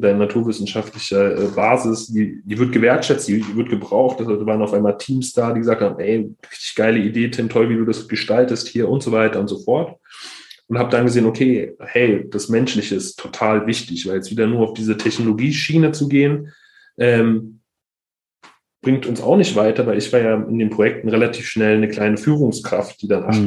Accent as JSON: {"language": "German", "region": "Berlin", "country": "Germany", "tie": "born or raised there", "said": "ich bin im, im Berliner Brennpunkt Neukölln-Kreuzberg äh, groß geworden"}